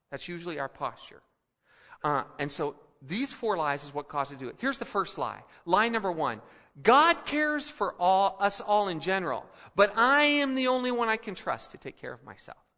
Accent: Philippines; also born or lived in Colorado; now in United States; But I remember growing up in the Philippines, and, and uh, I was a kid, uh, just finished first grade, and we came back to Denver for a year.

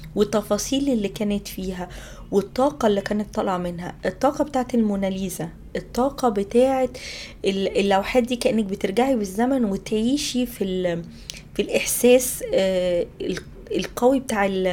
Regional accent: Egypt; عندنا في مصر

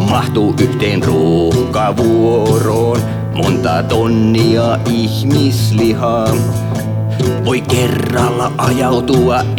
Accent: Vaasa, Ostrobothnia, Finland; mä oon Vaasasta kotosia, niin mä oon asunut ää, Neekerikylän kupeessa

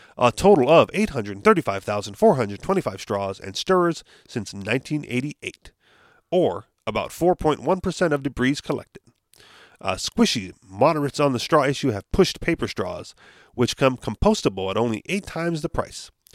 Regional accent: Hawaii, United States; we're from Hawaii

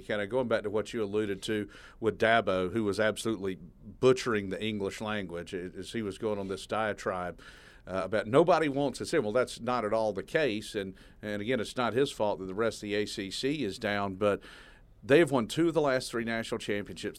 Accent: Statesboro, Georgia, United States; I'm from Statesboro.

